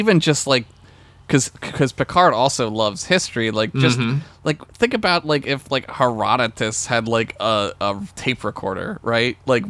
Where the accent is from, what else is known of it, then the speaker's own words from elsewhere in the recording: United States; we are white guys from America.